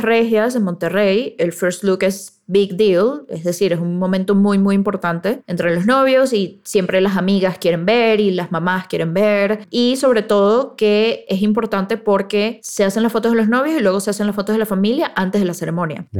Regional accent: Venezuela; nosotros los venezolanos

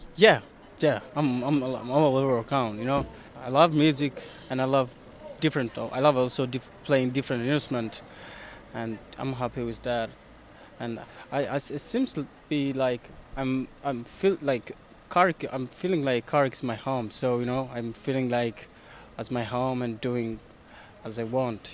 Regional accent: Ethiopia; moved away as an adult; also born or lived in Dublin; now in Ireland; I'm from Ethiopia.

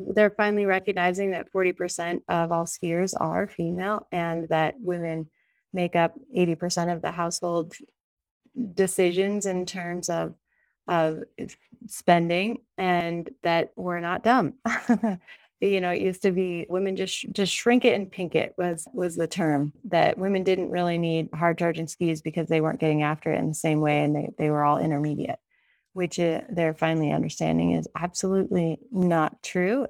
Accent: Sun Valley, Idaho, United States; now in Jackson Hole, United States; I grew up in Sun Valley, Idaho

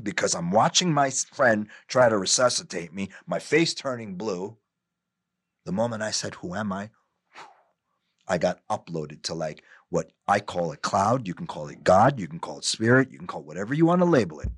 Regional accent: New York, United States; also born or lived in New Jersey; I'm born and raised in New York

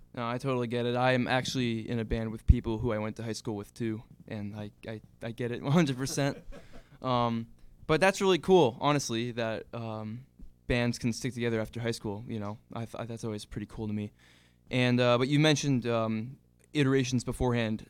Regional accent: Hingham, Massachusetts, United States; I'm from South Shore, Massachusetts myself

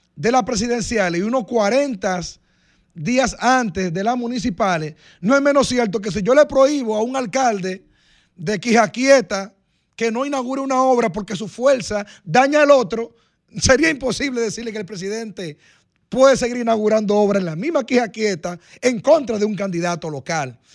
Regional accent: Dominican Republic; usted como dominicano y yo como dominicano

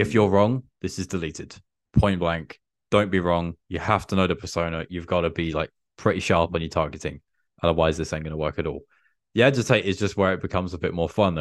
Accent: England, United Kingdom; I'm an English dude

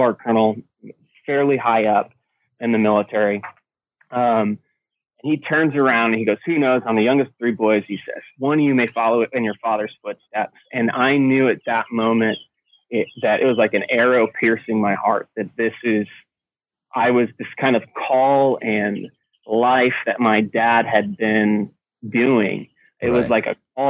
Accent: Carthage, New York, United States; So it was a little town in Carthage, New York, a town of about 3,000-4,000 people

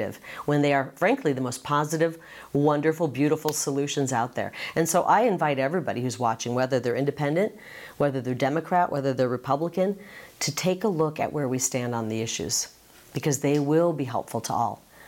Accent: Midwest, United States; now in Arizona, United States; growing up in the Midwest in a big family

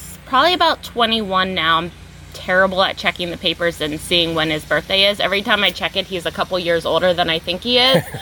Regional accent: Pennsylvania, United States; it's my hometown. Like, I grew up there.

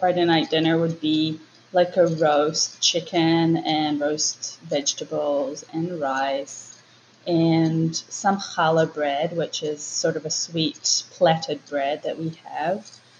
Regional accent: Israel; moved away as an adult; also born or lived in New Zealand; now in Auckland, New Zealand; I was born in New Zealand, and at the age of three, I moved with my parents and my brothers to Israel. I have an Israeli dad and a Kiwi mom. So basically what happened was we moved there and I grew up there most of my life.

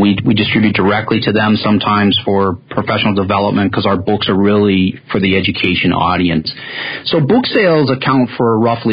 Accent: Cleveland, Ohio, United States; now it's neat to be a Clevelander

